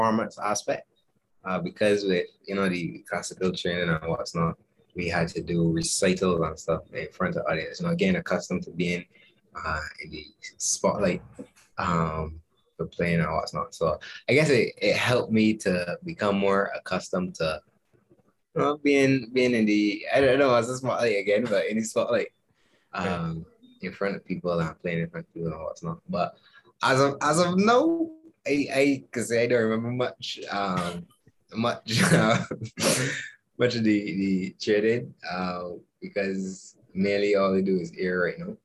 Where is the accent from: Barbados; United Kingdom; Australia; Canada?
Barbados; I'm a keyboardist from Barbados.